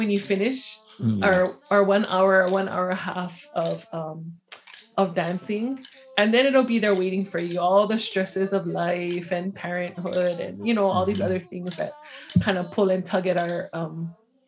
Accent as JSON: {"language": "English", "town": "Honolulu", "region": "Hawaii", "country": "United States", "tie": "born or raised there", "said": "I grew up on the, I guess now it's considered the capital, Honolulu, on the island of Oahu."}